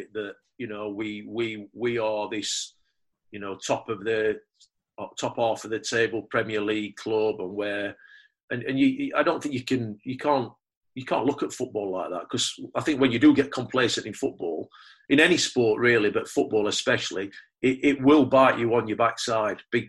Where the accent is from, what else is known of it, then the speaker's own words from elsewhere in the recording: Sheffield, Yorkshire and the Humber, United Kingdom; I was coming back to my hometown club, a club I supported all my life